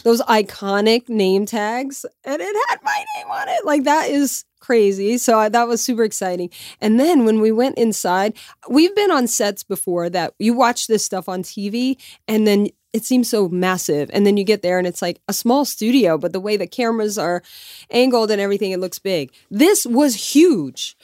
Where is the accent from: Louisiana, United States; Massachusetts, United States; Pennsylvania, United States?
Louisiana, United States; Lafayette; moved away as an adult; also born or lived in New York City; my hometown in Lafayette, Louisiana